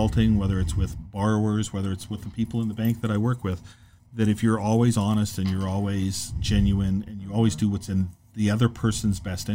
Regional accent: Phoenix, Arizona, United States; moved away as an adult; now in Corpus Christi, United States; I was born and raised in Phoenix, Arizona

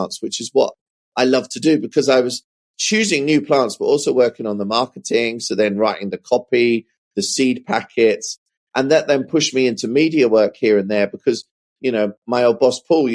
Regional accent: Suffolk, East of England, United Kingdom; where I grew up in Suffolk, there's a horticulture college about 10 miles north of my hometown

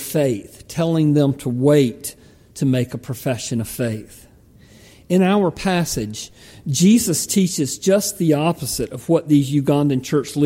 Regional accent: United States; me as an American

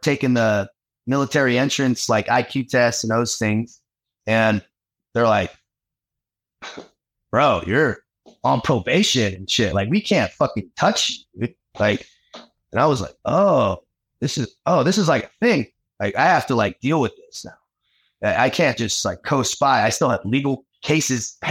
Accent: San Diego, California, United States; moved away as an adult; growing up in San Diego

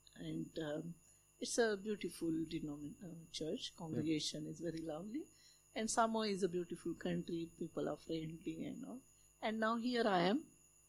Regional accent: Solapur, Maharashtra, India; now in Australia; from India. I heard about the interesting things some time back. I was born in a small town in India, which is called Sholapur, and it's famous for its cotton mills and cotton blankets and bed sheets, etc.

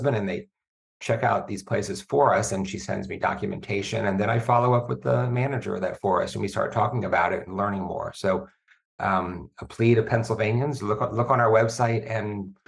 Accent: Virginia, United States; I'm from Virginia

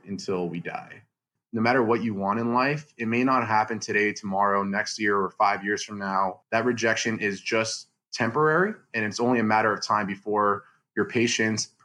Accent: Los Angeles, California, United States; moved away as an adult; also born or lived in Charlotte, North Carolina; I'm from the Los Angeles area in San Fernando Valley, 818

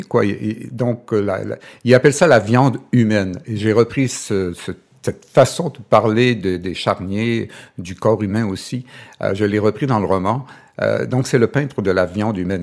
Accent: Chicoutimi, Quebec, Canada; je viens du Saguenay, je suis Coutimi

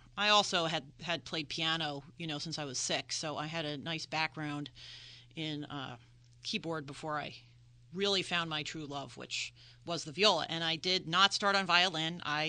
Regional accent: the Main Line outside of Philadelphia, Pennsylvania, United States; moved away as an adult; now in Delaware, United States; I am from the Main Line outside of Philadelphia. My parents still live in the same house. They've been there for about 50 years.

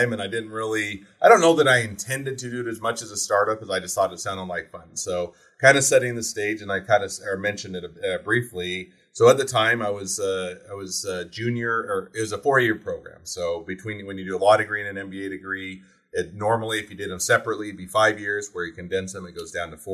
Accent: Utah, United States; moved away as an adult; also born or lived in Cleveland, Ohio; where all my family was and where I was raised in Utah

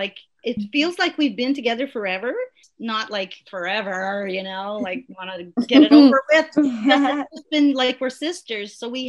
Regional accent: Plamondon, Alberta, Canada; moved away as an adult; now in Edmonton, Canada; I've been in the city for about 20 years now, but yeah, I'm originally from Plamondon, Alberta, a little French community, about 2.5 hours north of Edmonton.

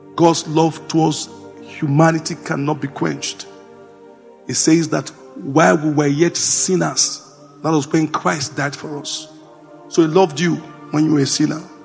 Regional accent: Jos, Plateau, Nigeria; I grew up in Jos

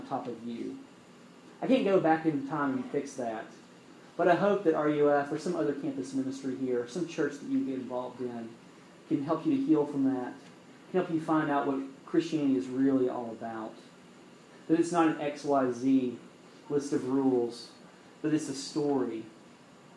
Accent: Alabama, United States; now in North Carolina, United States; I'm from Alabama

